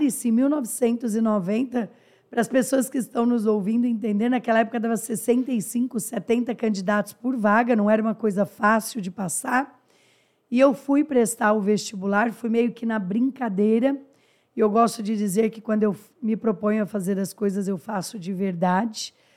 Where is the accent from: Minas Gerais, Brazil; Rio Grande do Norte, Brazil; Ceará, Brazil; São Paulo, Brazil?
São Paulo, Brazil; interior of; Sou do interior de São Paulo, filha de motorista de ônibus falecido